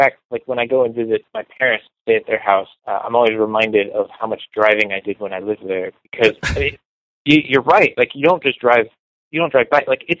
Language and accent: English; Rancho Palos Verdes, California, United States; I grew up in a affluent suburb called Rancho Palos Verdes.